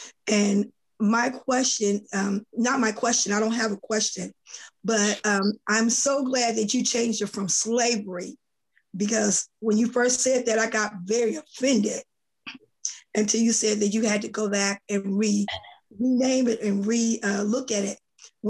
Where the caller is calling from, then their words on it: San Diego, California, United States; I'm coming from San Diego.